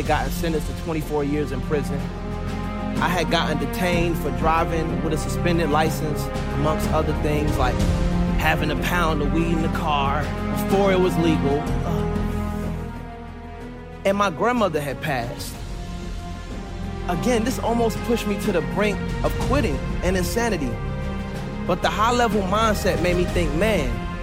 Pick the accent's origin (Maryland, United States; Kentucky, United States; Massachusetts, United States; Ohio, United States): Maryland, United States; Suitland; also born or lived in Raleigh, North Carolina; I was born in Raleigh, North Carolina, but was raised majority in Suitland, Maryland, which made me who I am today.